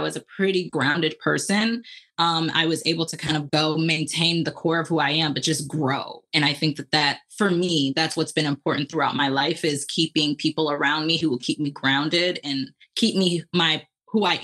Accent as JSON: {"language": "English", "town": "Lansing", "region": "Michigan", "country": "United States", "tie": "born or raised there", "also_born_or_lived": "Atlanta", "moved": "as an adult", "said": "I was born and raised in Lansing, Michigan"}